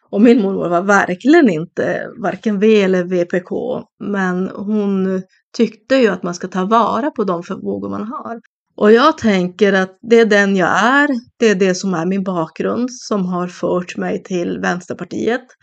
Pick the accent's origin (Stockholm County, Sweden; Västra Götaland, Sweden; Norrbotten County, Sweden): Norrbotten County, Sweden; även att vara Tornedaling är någonting som jag är väldigt stolt över att få vara.